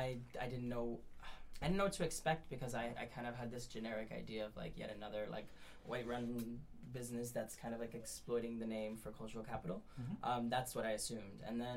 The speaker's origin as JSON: {"language": "English", "town": "New York City", "region": "New York", "country": "United States", "tie": "born or raised there", "said": "I grew up in Brownsville. I grew up in like Southside Jamaica, Queens. So like I know what it, and I'm like a small framed, light skinned Latino who's gay"}